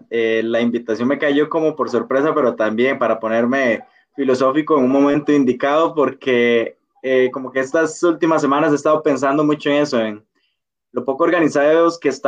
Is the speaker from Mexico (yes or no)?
no; Costa Rica; soy de Costa Rica